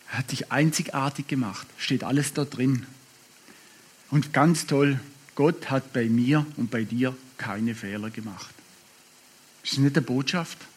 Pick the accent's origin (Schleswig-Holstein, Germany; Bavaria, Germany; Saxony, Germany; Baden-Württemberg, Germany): Baden-Württemberg, Germany; Schwarzwald ist komisch. Als Schwabe ist der Schwarzwald Komisch.